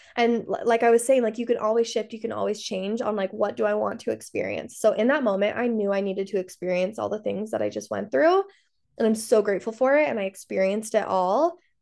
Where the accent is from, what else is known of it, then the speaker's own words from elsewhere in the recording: Salt Lake City, Utah, United States; I grew up in Salt Lake City, I grew up Mormon